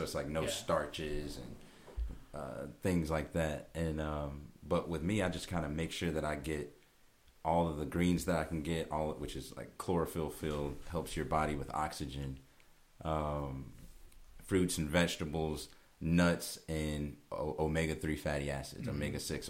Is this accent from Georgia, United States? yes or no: yes; Georgia, United States; Southern Georgia.